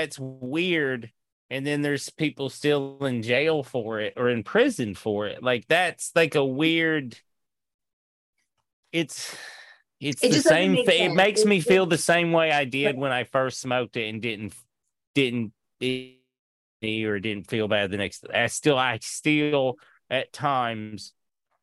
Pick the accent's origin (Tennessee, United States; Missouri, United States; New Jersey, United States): Tennessee, United States; moved away; also born or lived in Seattle; I'm from Tennessee originally.